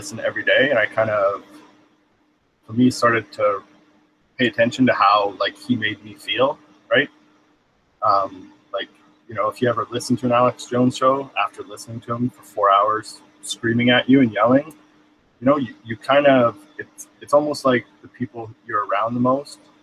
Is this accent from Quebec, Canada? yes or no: no; British Columbia, Canada; I'm from Canada, British Columbia